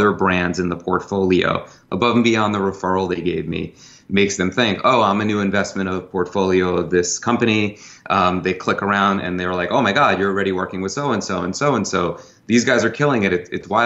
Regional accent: New York, United States; I'm a New Yorker, I've been in sales my whole life

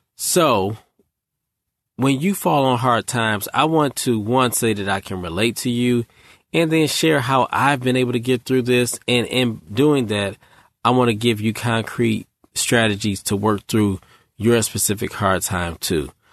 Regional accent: Michigan, United States; now in Raleigh, United States; I'm from Michigan

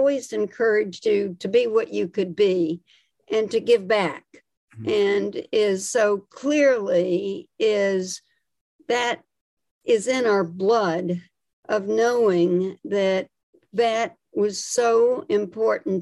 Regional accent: Atlanta, Georgia, United States; moved away as an adult; now in Washington, United States; I grew up in Atlanta, Georgia

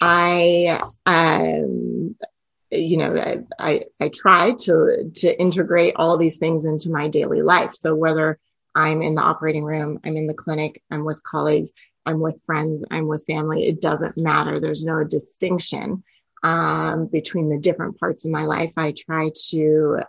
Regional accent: California, United States; I grew up in California

